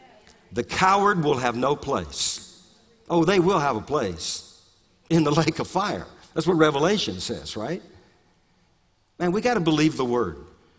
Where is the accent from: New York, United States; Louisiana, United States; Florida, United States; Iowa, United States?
Louisiana, United States; accent: Cajun; I grew up in South Louisiana. I've changed my accent. I don't have that Cajun accent